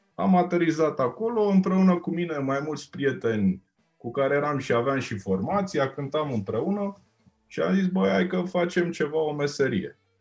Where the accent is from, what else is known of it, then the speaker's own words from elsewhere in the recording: Romania; sunt din România.